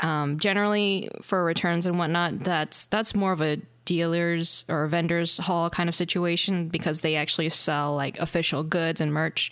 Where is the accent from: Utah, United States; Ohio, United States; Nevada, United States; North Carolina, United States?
North Carolina, United States; we're both from North Carolina